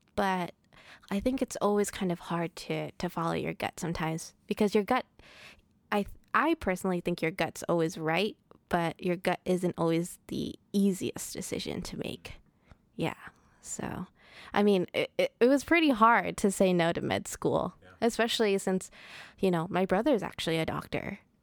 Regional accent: Providence, Rhode Island, United States; I was born and raised in Providence

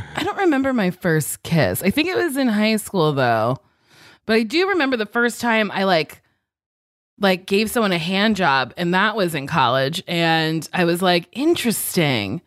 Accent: Lincroft, New Jersey, United States; moved away; I'm from Lincroft, New Jersey, which is in, like, a bigger town called Middletown

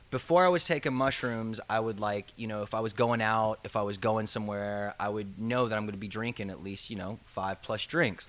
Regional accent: the South, United States; moved away; I'm usually originally from the South

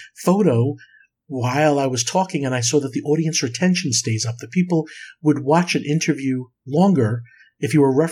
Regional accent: New York, United States; as a kid growing up in New York

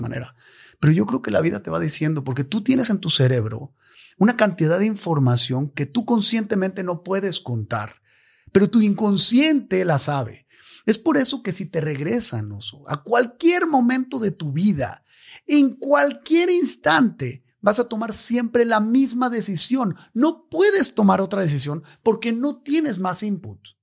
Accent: Mexico; como mexicano

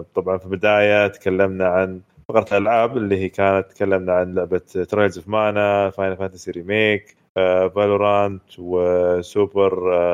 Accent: Saudi Arabia; عندنا في السعوديه

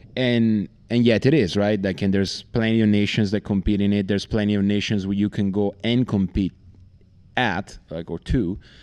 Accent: Italy; I'm from Italy

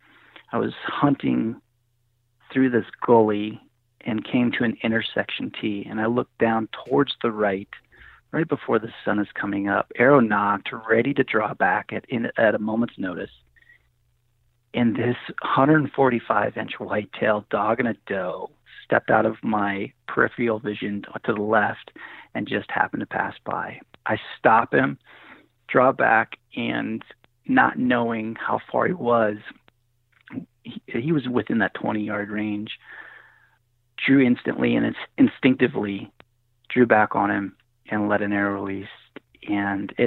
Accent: Nebraska, United States; growing up in Nebraska

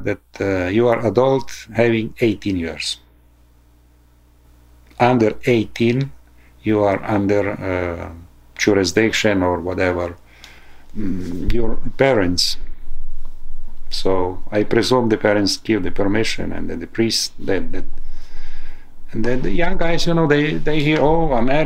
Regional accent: Transcarpathia, Zakarpattia Oblast, Ukraine; English is a second language; moved away as an adult; now in Harrisburg, United States; I am a priest from Ukraine, Transcarpathia. Right now, I'm helping here in United States, in Pennsylvania, Harrisburg

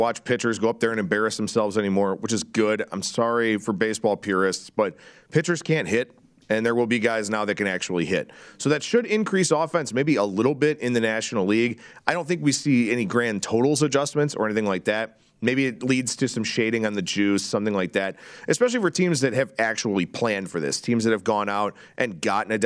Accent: Cleveland, Ohio, United States; the Cleveland Guardians, for example, my hometown team.

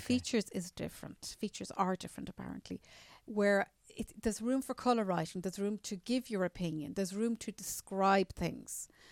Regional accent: Newcastle, Leinster, Ireland; I'm from a little village outside Dublin, around twelve miles out, called Newcastle

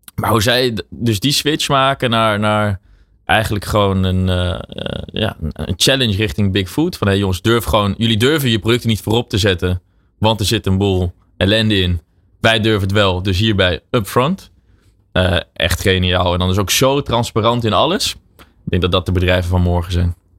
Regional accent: Netherlands; wij zijn als Nederlanders

